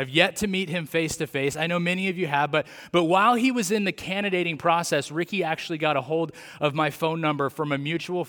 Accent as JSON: {"language": "English", "town": "Atwater", "region": "California", "country": "United States", "tie": "born or raised there", "said": "I grew up a Central Valley kid. Didn't grow up like in the Hanford area. I grew up in Atwater, California."}